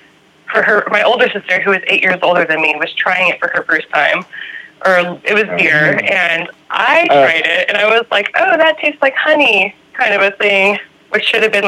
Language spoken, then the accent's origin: English; California, United States; I am from